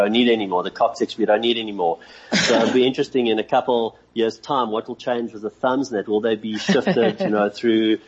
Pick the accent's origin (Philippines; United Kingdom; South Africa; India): South Africa; Johannesburg, Gauteng; I grew up in Victory Park, and my folks moved to Cape Town